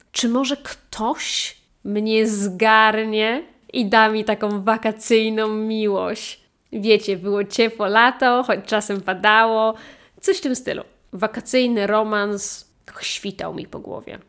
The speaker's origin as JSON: {"language": "Polish", "country": "Poland", "moved": "yes", "said": "kiedy wróciłam z powrotem na ojczyznę"}